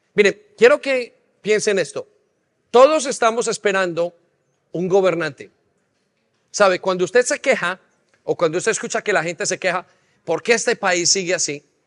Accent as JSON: {"language": "Spanish", "country": "Colombia", "tie": "born or raised there", "moved": "yes", "lives_now": "England, United Kingdom", "said": "nosotros nacimos, los que nacieron en Colombia, nacimos dentro de un conflicto armado"}